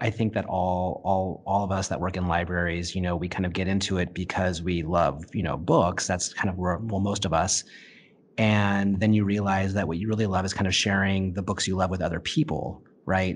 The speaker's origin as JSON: {"language": "English", "town": "Santa Barbara", "region": "California", "country": "United States", "tie": "born or raised there", "said": "I grew up in Santa Barbara. I went to school, um, at Peabody School in the eighties and then Santa Barbara Junior High and Santa Barbara High School"}